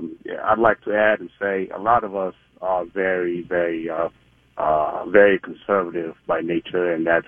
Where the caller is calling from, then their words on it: Minneapolis, Minnesota, United States; I'm calling from Minneapolis. I am a six-year U.S. Army veteran, a Somali-American.